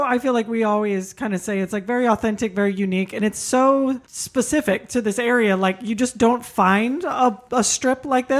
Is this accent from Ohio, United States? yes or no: no; Sacramento, California, United States; I was born and raised here in Sacramento